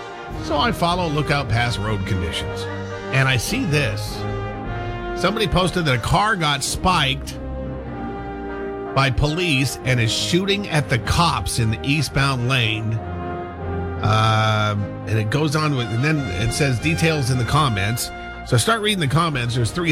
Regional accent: Montana, United States; also born or lived in Washington; we grew up in Washington, I'm from Washington, but I kind of grew up in Montana. My family moved to Montana when I was early.

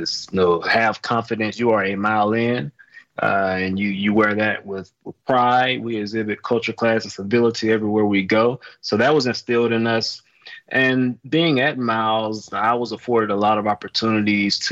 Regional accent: Fitzgerald, Georgia, United States; moved away as an adult; now in Milwaukee, United States; I grew up in Fitzgerald, Georgia

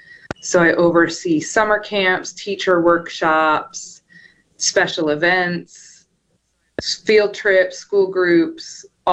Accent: Emporia, Kansas, United States; born or raised there; moved away as an adult; also born or lived in Kentucky; now in Mississippi, United States

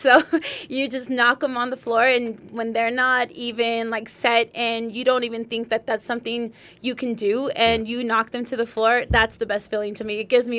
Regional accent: San Diego, California, United States; now in El Paso, United States; So, I am originally from San Diego, California.

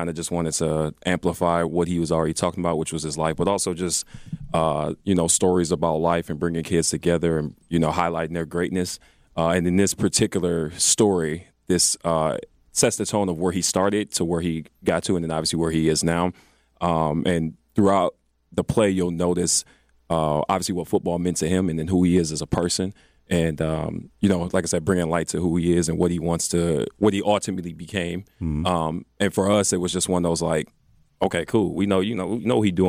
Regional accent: Milwaukee, Wisconsin, United States; we're all from Milwaukee, you know, everybody that's on the creative staff.

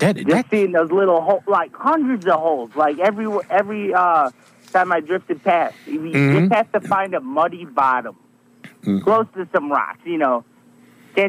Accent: Indiana, United States; I'm from Indiana

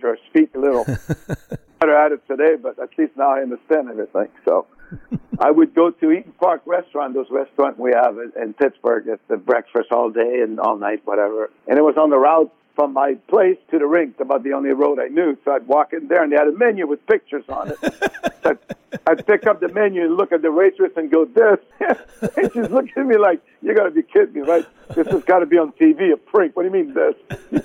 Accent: Amos, Quebec, Canada; moved away; also born or lived in Taschereau, Quebec; I was born in a little town called Taschereau. It was about 800 people. And early on, we moved to the little town called Amos, where I grew up, with all my buddies

